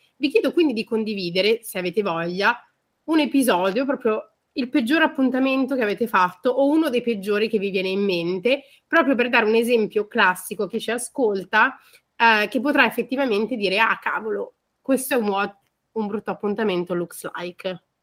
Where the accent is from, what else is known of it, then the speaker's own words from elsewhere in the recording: Milan, Lombardy, Italy; Ve lo dico io da milanese